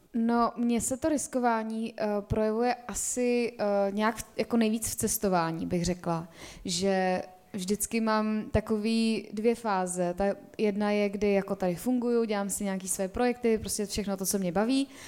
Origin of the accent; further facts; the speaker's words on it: a village near Prague, Central Bohemian Region, Czechia; also born or lived in Spain; já jsem vyrůstala na vesnici za Prahou